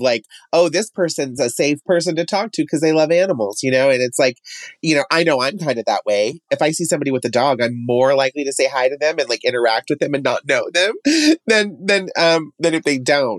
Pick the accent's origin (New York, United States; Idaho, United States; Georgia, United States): Idaho, United States; Emmett; now in Boise, United States; I am from Emmett